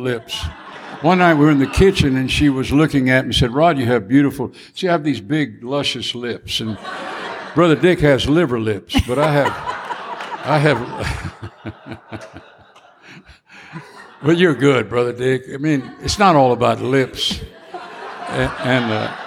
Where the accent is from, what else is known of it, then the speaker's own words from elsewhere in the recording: Southeast Louisiana, United States; We're raging Cajuns. We're Cajun